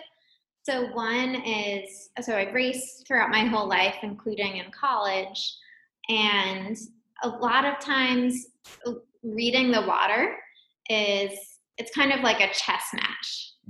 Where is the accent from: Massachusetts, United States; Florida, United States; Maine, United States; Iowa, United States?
Massachusetts, United States; Wellesley; I grew up just outside of Boston in a town called Wellesley